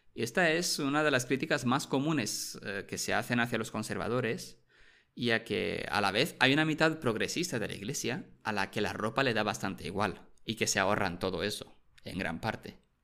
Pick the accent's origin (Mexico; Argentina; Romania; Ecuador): Romania; moved away; Yo recuerdo cuando era pequeño en mi pueblo de Rumanía